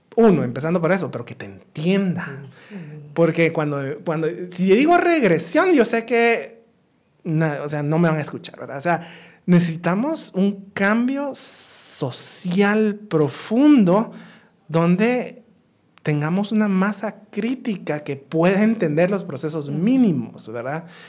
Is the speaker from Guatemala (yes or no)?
yes; Guatemala; moved away; also born or lived in United States; no crecí en Guatemala, o sea, crecí parte de mi, de infancia, sí, después me fui a estudiar fuera